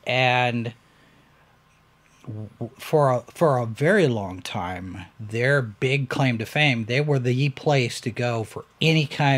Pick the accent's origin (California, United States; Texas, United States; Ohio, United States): Texas, United States; Irving; my hometown, Irving, Texas.